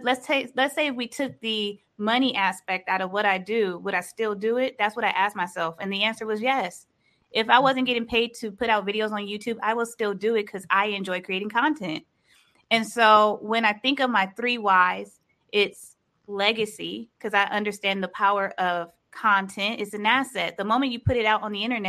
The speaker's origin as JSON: {"language": "English", "town": "Los Angeles", "region": "California", "country": "United States", "said": "I am from California, Los Angeles"}